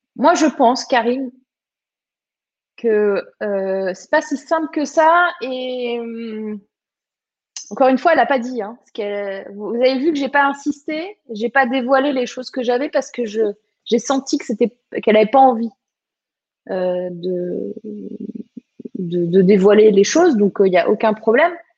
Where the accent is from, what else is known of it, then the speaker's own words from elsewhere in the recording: Var, Provence-Alpes-Côte d'Azur, France; moved away; also born or lived in Morbihan; je suis du sud, du vrai sud. Je suis du Var à la base